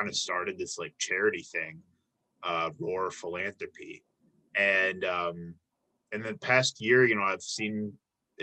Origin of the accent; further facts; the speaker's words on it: suburbs of Chicago, Illinois, United States; now in Milwaukee, United States; I grew up in the suburbs of Chicago